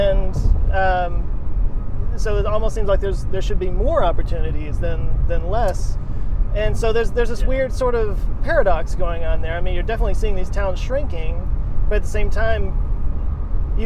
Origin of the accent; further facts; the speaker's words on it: Texas, United States; they all live in this very, very small town. It's where I grew up here in Texas